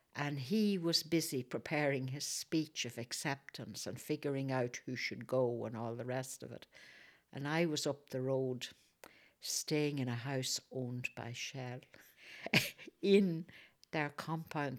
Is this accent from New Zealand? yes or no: no; Fermanagh, Northern Ireland, United Kingdom